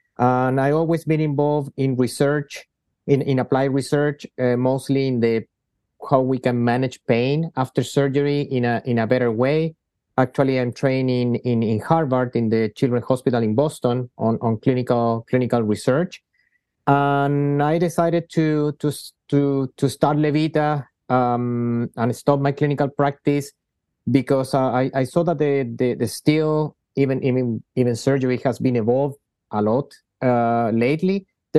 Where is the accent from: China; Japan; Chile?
Chile; I'm half Spanish, half from Chile. I grew up in Chile, where I did my medical training